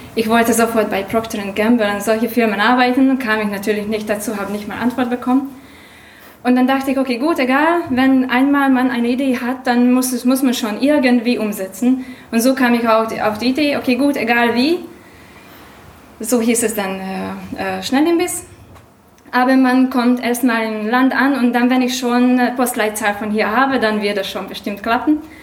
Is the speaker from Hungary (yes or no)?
yes; Hungary; German is a second language; now in Germany; Ich komme ursprünglich aus Ungarn, also Entschuldigung für meinen Akzent und für mein Deutsch